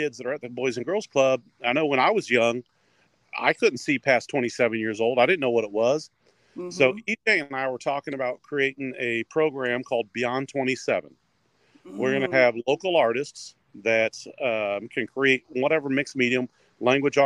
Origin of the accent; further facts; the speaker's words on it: Springfield, United States; growing up in Springfield